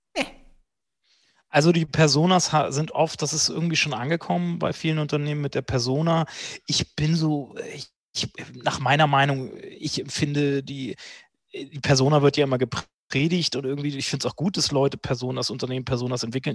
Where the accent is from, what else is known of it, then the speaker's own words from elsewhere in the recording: Hanover, Lower Saxony, Germany; also born or lived in Berlin; zurück nach Hannover in meine Heimatstadt